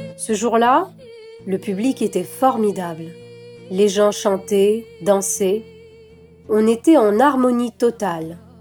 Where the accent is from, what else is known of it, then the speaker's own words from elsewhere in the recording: Tunisia; moved away as an adult; J'ai grandi en Tunisie